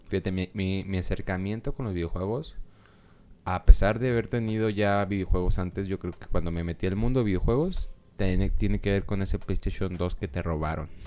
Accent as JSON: {"language": "Spanish", "country": "Mexico", "said": "siendo mexicano"}